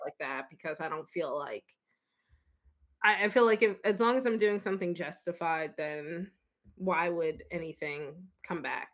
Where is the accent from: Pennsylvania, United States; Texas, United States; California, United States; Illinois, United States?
Pennsylvania, United States; Philadelphia; I'm from Philly